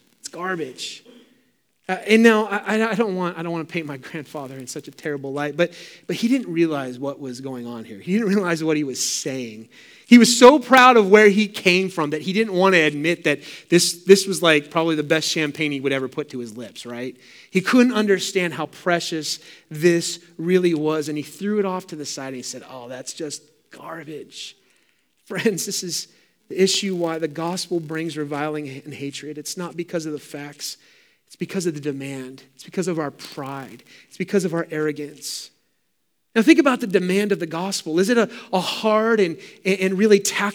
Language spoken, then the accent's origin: English; San Francisco Bay Area, Sonoma County, California, United States; Growing up in the San Francisco Bay Area, as you probably know, I've said it many times, but I lived in Sonoma County wine country